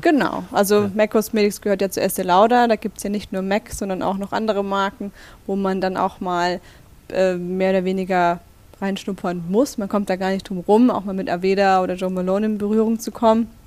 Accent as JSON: {"language": "German", "area": "Black Forest", "region": "Baden-Württemberg", "country": "Germany", "also_born_or_lived": "Stuttgart", "moved": "as an adult", "lives_now": "Berlin, Germany", "said": "ich komme aus Baden-Württemberg"}